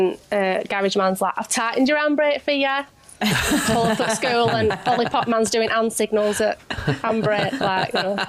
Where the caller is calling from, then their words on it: Rossendale, North West England, United Kingdom; I'm calling from Rosendale in Lancashire.